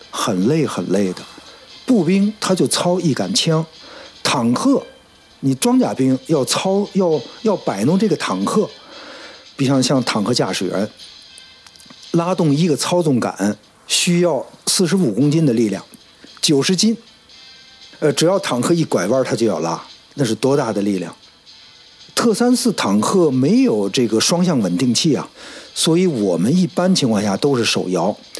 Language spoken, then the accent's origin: Chinese; Beijing, China; 夏天 游泳，发一胡游过，时常海游过，冬天滑冰